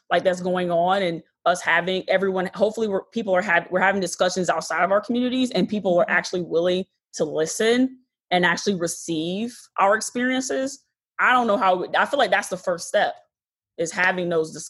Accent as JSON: {"language": "English", "town": "Detroit", "region": "Michigan", "country": "United States", "tie": "born or raised there", "also_born_or_lived": "Wixom, Michigan", "moved": "as an adult", "lives_now": "Chicago, United States", "said": "I'm originally from Michigan. I was born in Detroit"}